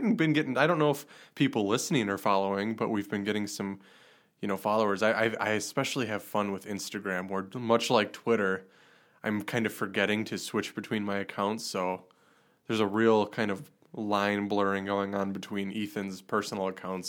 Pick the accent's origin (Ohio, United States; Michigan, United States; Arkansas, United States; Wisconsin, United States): Wisconsin, United States; Chilton; my hometown, Chilton